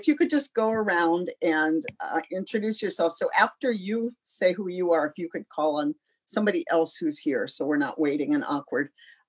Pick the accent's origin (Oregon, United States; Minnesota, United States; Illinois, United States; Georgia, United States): Minnesota, United States; Minneapolis; my hometown here in Minneapolis